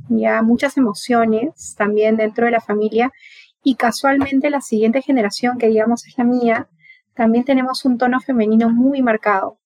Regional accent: Piura, Peru; now in Lima, Peru; yo no soy de acá de Lima, yo vengo de, de Piura, de una ciudad que está ubicada en el norte

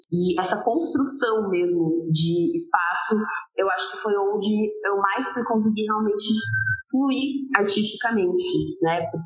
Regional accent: Piraquara, Paraná, Brazil; now in Curitiba, Brazil; como eu sou de Piraquara, né, em específico, eu, e agora, hoje eu estou aqui no centro de Curitiba

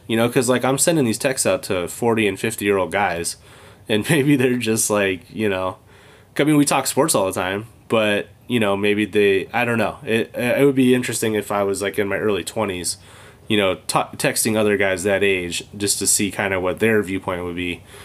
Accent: California, United States; moved away as an adult; now in Michigan, United States; I grew up in California

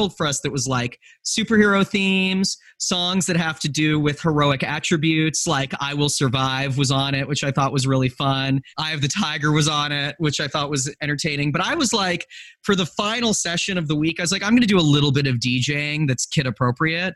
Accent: Western Canada, Canada; I was growing up in Western Canada in a really, really white environment

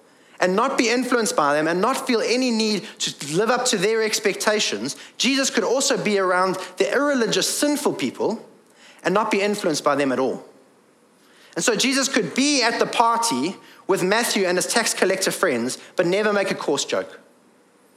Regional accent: England, United Kingdom; I am English and male

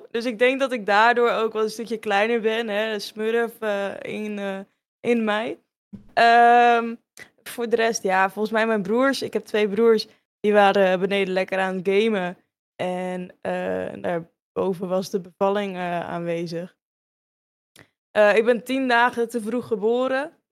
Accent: Hoorn, North Holland, Netherlands; Als kind in Horen. Eh, nou, ja, je hebt een grote speeltuin, dat is altijd wel gaande. Je hebt de Waterhoren, daar was ik vroeger wel heel vaak te vinden.

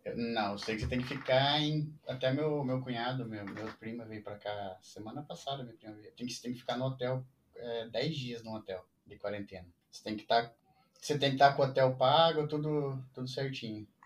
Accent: Brazil; moved away as an adult; also born or lived in Italy; Eu saí do Brasil, fui pra Itália, fiquei um tempo lá, fiz meu documento lá na Itália e vim pra cá

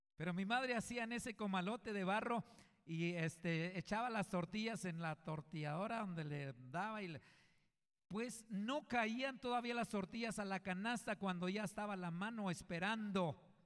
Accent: Coahuila, Mexico; yo vengo de, de un rancho, de Coahuila yo soy de Coahuila, y vengo de una familia numerosa

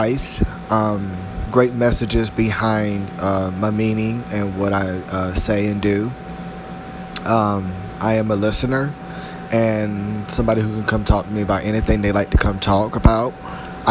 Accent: Durham, North Carolina, United States; moved away as an adult; now in Salisbury, United States; born and raised in Durham, North Carolina.

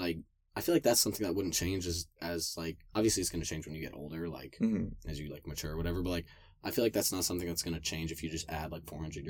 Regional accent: United States; As an American

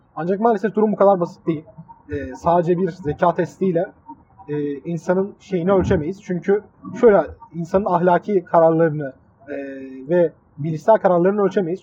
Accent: Mersin, Turkey; accent: Adana; also born or lived in Adana; Adana'da büyümemiş, Mersin'de büyümüş bir insan olarak

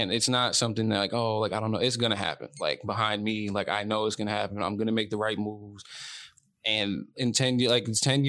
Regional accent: Beacon, New York, United States; growing up in Beacon

